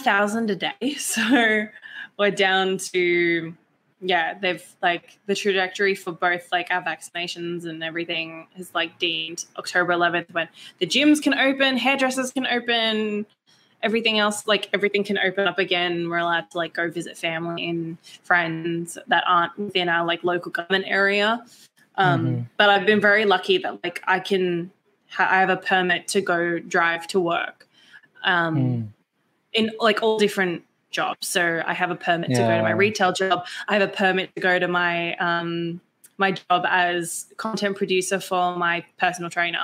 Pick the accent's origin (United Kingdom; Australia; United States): Australia; I'm 100% Australian